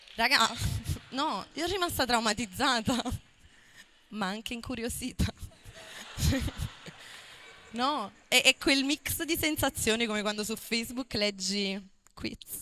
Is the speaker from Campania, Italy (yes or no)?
yes; Marigliano, Campania, Italy; io sono nata e cresciuta a Marigliano perché i miei genitori sono di là